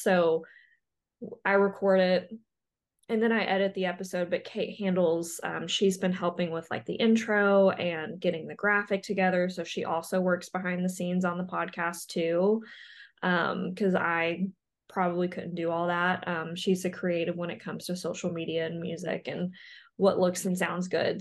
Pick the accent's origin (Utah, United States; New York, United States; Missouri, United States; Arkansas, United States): Arkansas, United States; moved away as an adult; also born or lived in Ottumwa, Iowa; now in Iowa, United States; I grew up in Arkansas, but I currently live in Iowa